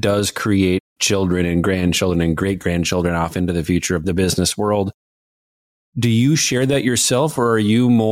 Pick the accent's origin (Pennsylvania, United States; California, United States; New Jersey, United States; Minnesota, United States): Minnesota, United States; accent: Minnesota; I'm from Minnesota, if folks can't tell by my accent